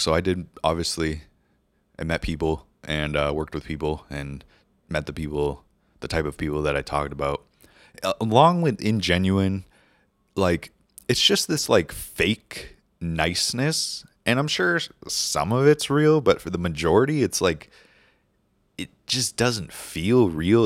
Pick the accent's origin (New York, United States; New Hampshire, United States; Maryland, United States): New Hampshire, United States; moved away as an adult; also born or lived in California; I moved there from New Hampshire, where I grew up, spent twenty-four years of my life